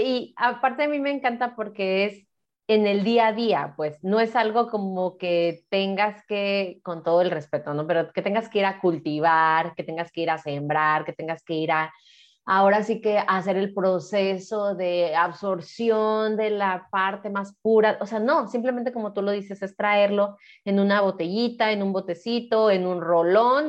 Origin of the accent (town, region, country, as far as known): Mexico; now in Guadalajara, Mexico